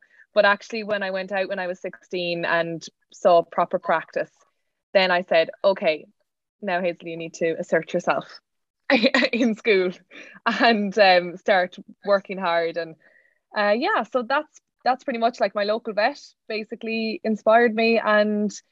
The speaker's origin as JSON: {"language": "English", "town": "Cork", "region": "Munster", "country": "Ireland", "moved": "as an adult", "lives_now": "Kildare, Ireland", "said": "I'm from Cork"}